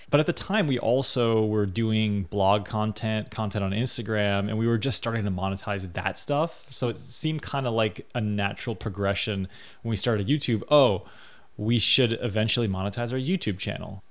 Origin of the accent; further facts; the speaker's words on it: United States; me being an American citizen